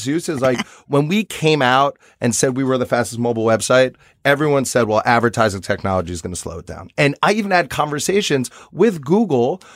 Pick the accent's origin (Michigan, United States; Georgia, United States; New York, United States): New York, United States; for me as a New Yorker